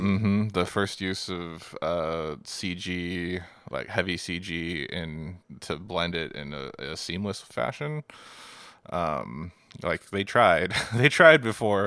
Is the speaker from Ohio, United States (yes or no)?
no; Seattle, Washington, United States; We grew up in Seattle